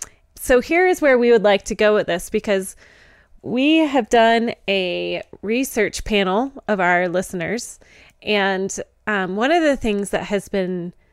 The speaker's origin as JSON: {"language": "English", "region": "Georgia", "country": "United States", "said": "I'm from Georgia. Bring it."}